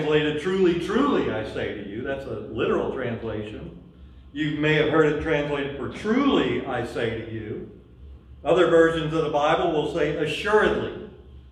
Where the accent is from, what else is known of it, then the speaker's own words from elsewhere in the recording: Louisiana, United States; we're from Louisiana